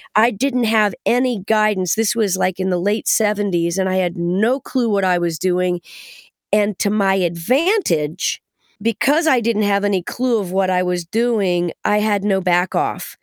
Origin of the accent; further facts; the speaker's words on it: Kettering, Ohio, United States; moved away; a native Buckeye, just like myself